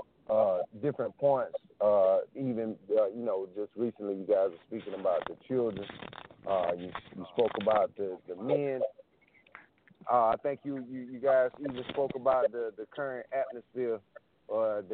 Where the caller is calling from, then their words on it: South Carolina, United States; Calling from South Carolina.